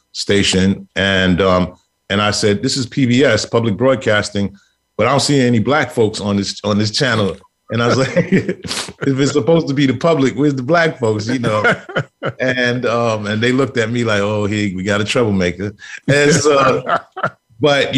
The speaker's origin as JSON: {"language": "English", "town": "New York City", "region": "New York", "country": "United States", "tie": "born or raised there", "also_born_or_lived": "Brooklyn, New York", "said": "we moved to Queens Village, and we were the third Black family on the block."}